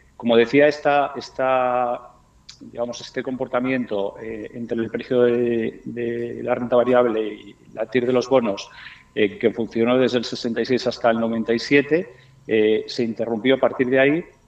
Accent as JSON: {"language": "Spanish", "country": "Spain", "also_born_or_lived": "Miami, United States", "moved": "yes", "said": "yo soy español, pero también soy norteamericano"}